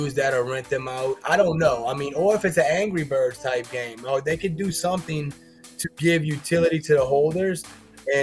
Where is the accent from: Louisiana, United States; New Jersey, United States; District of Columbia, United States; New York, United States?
Louisiana, United States; New Orleans; now in Cincinnati, United States; I'm from New Orleans